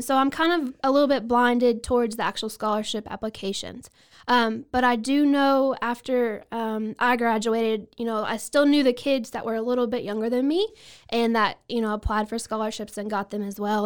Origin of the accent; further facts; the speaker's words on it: Bell County, Texas, United States; also born or lived in Falls County, Texas; I grew up in Bell County, and then now I live right across the county line in Falls County